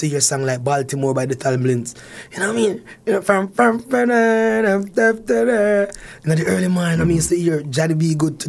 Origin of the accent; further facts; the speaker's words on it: Harmons, Manchester, Jamaica; moved away as an adult; also born or lived in Canada; I'm from Manchester. I was born in Manchester, a place called Harmons.